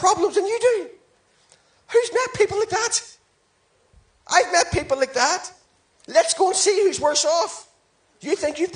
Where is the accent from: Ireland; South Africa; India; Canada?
Ireland; I'm Irish